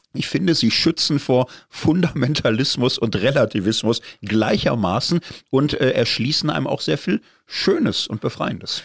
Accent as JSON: {"language": "German", "region": "Zurich", "country": "Switzerland", "said": "als Zürcher"}